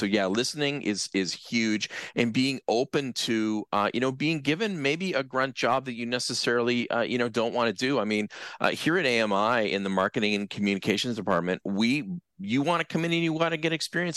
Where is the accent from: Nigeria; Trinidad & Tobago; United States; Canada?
Canada; Brantford, Ontario; I'm originally from Brantford. So I figured, okay, let's do the internship in the town where I grew up